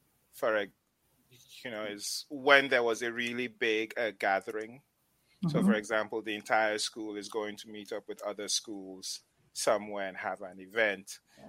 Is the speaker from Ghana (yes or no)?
yes; Upper West, Ghana; also born or lived in Tamale; So I come from the Upper West region of Ghana, but my mom and dad met in the Northern region of Ghana. I was born in Tamale.